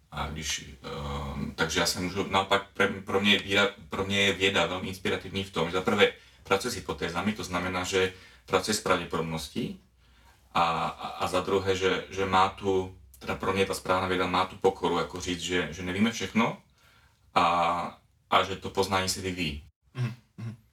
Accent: Czechia; now in Slovakia; jsem teda z České republiky, ale žiju na Slovensku

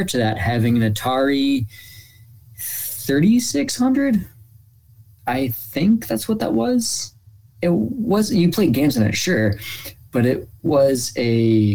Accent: Cleveland, Ohio, United States; I'm born and raised in Cleveland

